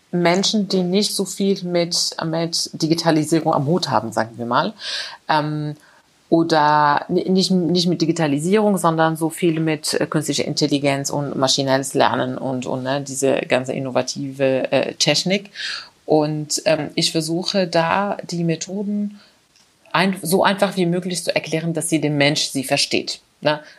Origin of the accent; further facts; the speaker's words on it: Morocco; moved away as an adult; also born or lived in Spain; now in Germany; ich bin in Marokko aufgewachsen. Äh, dann war ich in Spanien zum Studieren. Ich habe dort meinen mein Bachelor gemacht in Elektrotechnik, wie gesagt. Dann kam ich nach Deutschland